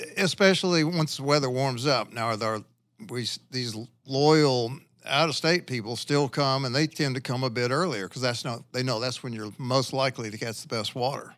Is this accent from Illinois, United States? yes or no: no; Louisiana, United States; moved away as an adult; now in Arkansas, United States; I'm from Louisiana